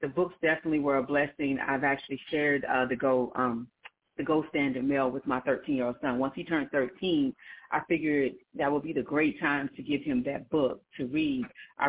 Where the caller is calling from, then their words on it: Glen Burnie, Maryland, United States; I am calling from Glen Burnie, Maryland.